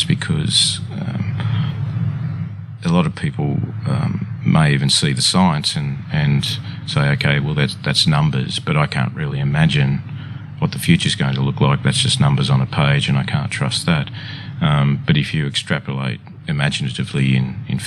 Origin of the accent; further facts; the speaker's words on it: Sylvania, New South Wales, Australia; I grew up in Sylvania in the Sutherland Shire.